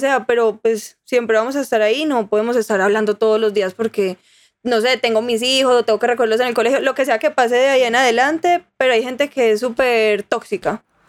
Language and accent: Spanish; Armenia, Quindío, Colombia; moved away as an adult; now in Medellín, Colombia; yo soy de Armenia